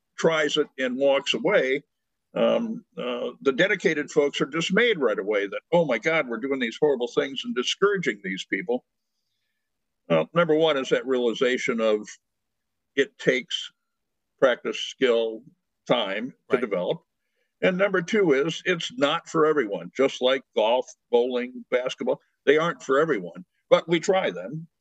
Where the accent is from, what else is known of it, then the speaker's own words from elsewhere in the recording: United States; being an American male